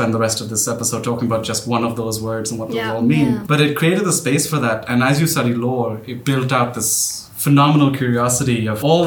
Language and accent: English; Pakistan; moved away; I grew up in Pakistan